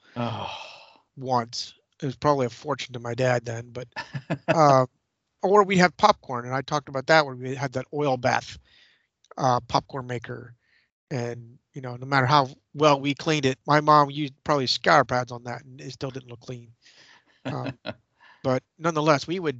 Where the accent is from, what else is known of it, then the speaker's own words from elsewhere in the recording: Clearfield, Pennsylvania, United States; also born or lived in Frenchville, Pennsylvania; we moved from Dory Street in Clearfield to my stepdad's house